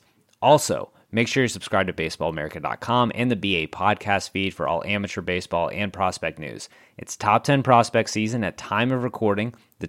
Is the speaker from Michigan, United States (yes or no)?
no; Texas, United States; I'm from Texas.